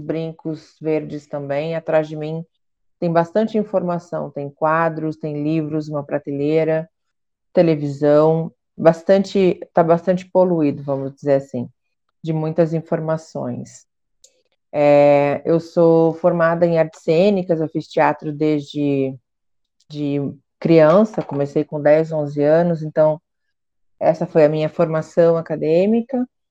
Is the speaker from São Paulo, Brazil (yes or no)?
no; Curitiba, Paraná, Brazil; sou de Curitiba